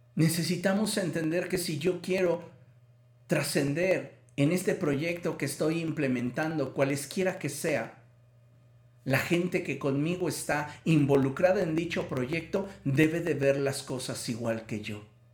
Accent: Mexico; culturalmente como mexicanos

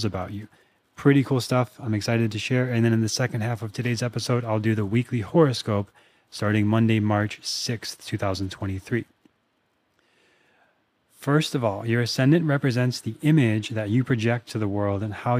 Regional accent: Minnesota, United States; also born or lived in Austin, Texas; now in Venice, California, United States; I grew up in Minnesota

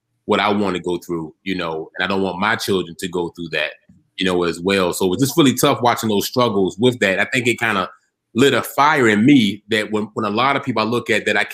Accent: Norfolk, Virginia, United States; Originally born and raised in Norfolk, Virginia

